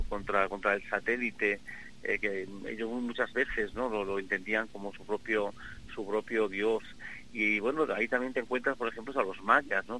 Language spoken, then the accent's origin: Spanish; Extremadura, Spain; moved away as an adult; also born or lived in Madrid; ya no estoy en Madrid, ahora estoy en mi, tierra, en Extremadura, trabajando precisamente en mi pueblo